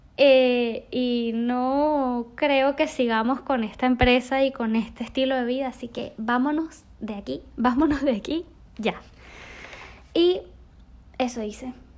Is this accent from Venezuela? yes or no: yes; Venezuela; crecí en Venezuela, rodeada de selva, de animales y sobre todo, sobre todo de aventura